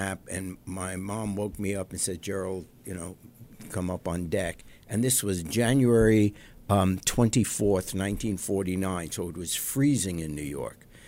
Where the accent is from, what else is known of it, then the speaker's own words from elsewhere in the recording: England, United Kingdom; born there; I was born in England during the war, during World War II